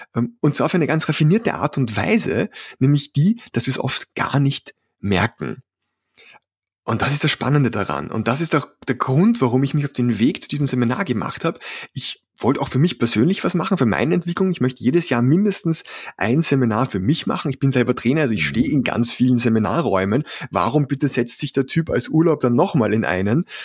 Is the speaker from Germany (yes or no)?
no; Vienna, Austria; accent: Austrian; Ich komme aus dem schönen Wien, was den etwas merkwürdigen Dialekt erklärt. Ja, ich bin ein Ösi